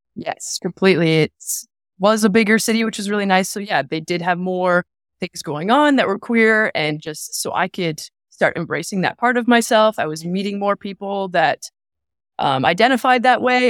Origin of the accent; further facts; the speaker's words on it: Sarnia, Ontario, Canada; moved away; I came from Sarnia. That's where I'm born and raised